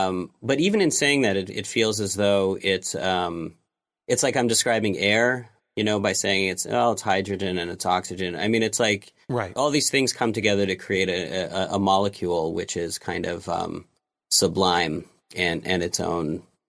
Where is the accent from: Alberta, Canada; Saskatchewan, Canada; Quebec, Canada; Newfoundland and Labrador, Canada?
Quebec, Canada; Montreal; also born or lived in New York, United States; I was born in New York, but we moved here when I was about four. My father's from New York and my mother's Canadian.